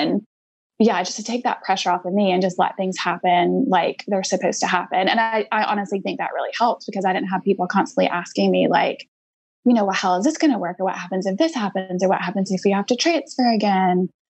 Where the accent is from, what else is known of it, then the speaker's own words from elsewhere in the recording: Georgia, United States; my best friends I grew up with in Georgia didn't even know about it.